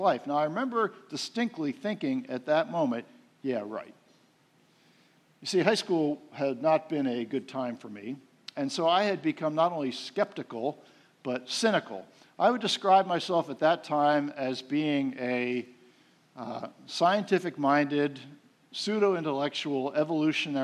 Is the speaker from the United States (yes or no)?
yes; outside of Philadelphia, Pennsylvania, United States; moved away; I grew up outside of Philadelphia, the city of brotherly shove, I called it